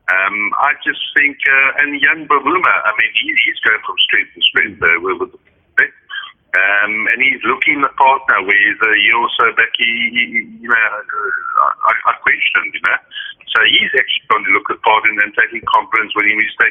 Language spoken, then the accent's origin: English; South Africa; I'm so happy that I'm South African